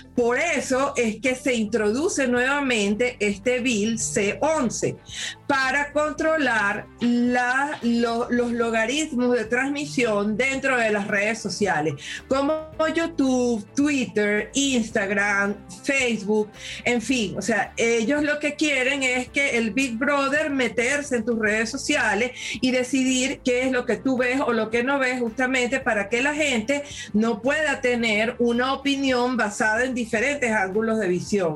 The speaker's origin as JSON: {"language": "Spanish", "country": "Venezuela", "moved": "yes", "lives_now": "Canada", "said": "como venezolana"}